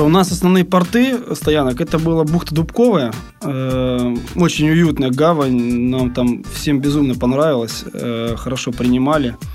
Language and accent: Russian; Crimea, Ukraine; Я, я сам э, родом из Крыма, да, и с детства гонялся Куба Крыма.